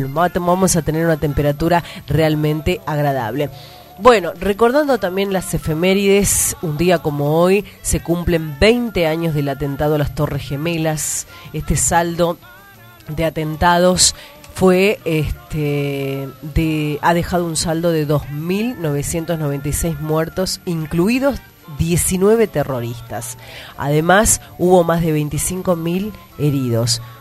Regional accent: Argentina; yo me acuerdo de los actos escolares en mi pueblito, en Armendia.

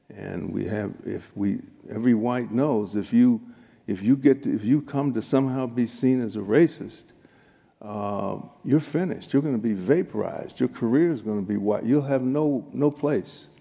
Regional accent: Chicago, Illinois, United States; I grew up in Chicago, South Chicago, South Side

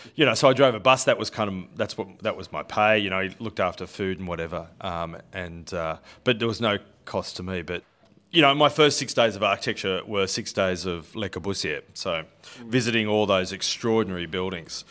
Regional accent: Sydney, New South Wales, Australia; was born in Seven Hills, actually, and grew up in, uh, the northwestern suburbs of Sydney. So, a proud Westie

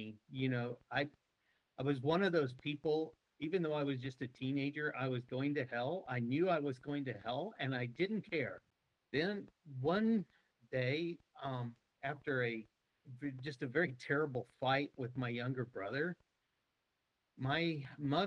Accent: Peculiar, Missouri, United States; moved away as an adult; also born or lived in Longview, Texas; now in Hungary; I'm from Peculiar, Missouri. Mm-hmm. When I was a kid growing up, that was 750 people.

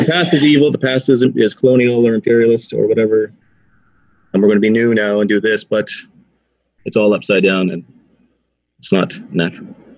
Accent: Canada; now in Ireland; I'm from Canada.

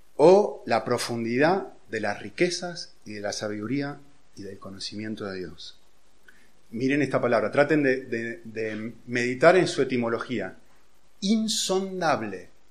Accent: Argentina; yo nací en Argentina, hace unos cuantos años ya

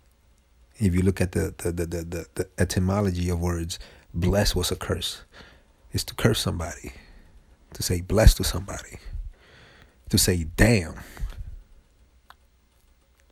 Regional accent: New York, United States; I'm from New York, man, and I grew up fighting, defending myself

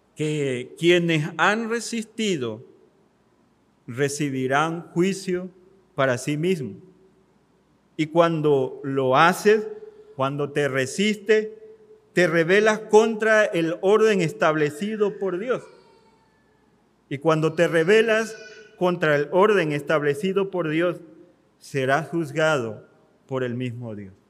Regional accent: Mexico; como mexicanos

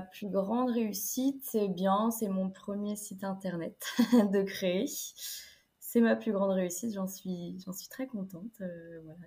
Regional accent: Niort, Nouvelle-Aquitaine, France; now in La Rochelle, France; Mais je viens de Niort dans les Deux-Sèvres

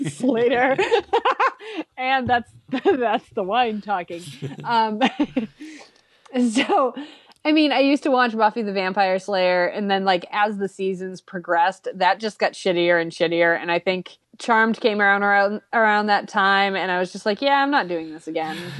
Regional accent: Massachusetts, United States; I'm from Massachusetts

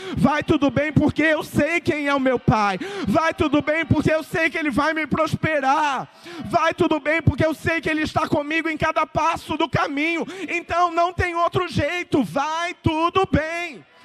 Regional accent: Brazil; como bom brasileiro

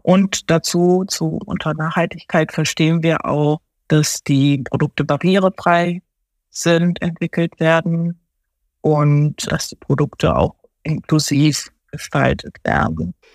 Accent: Germany; German is a second language; also born or lived in Tokyo, Japan; Bin aber dann seit meinem neunten Lebensjahr in Deutschland aufgewachsen

